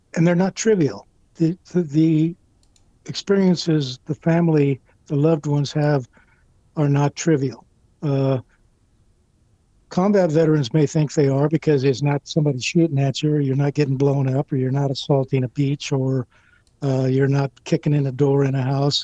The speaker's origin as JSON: {"language": "English", "town": "Casa Grande", "region": "Arizona", "country": "United States", "tie": "born or raised there", "moved": "yes", "said": "my hometown Casa Grande"}